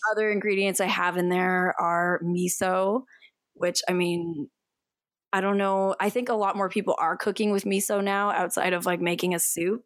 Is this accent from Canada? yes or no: yes; Canada; I am from Canada